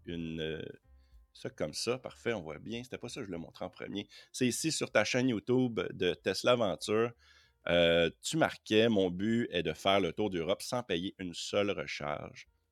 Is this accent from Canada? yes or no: yes; Quebec, Canada; moi je suis québécois